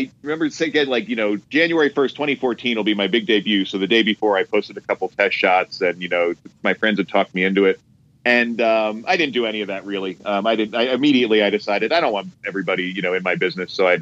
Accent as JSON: {"language": "English", "town": "Hamburg", "region": "Pennsylvania", "country": "United States", "tie": "born or raised there", "also_born_or_lived": "Harrisburg, Pennsylvania", "moved": "yes", "lives_now": "Los Angeles, United States", "said": "I was born in Harrisburg, but most of my time was spent in Hamburg, Pennsylvania, which is like a little town"}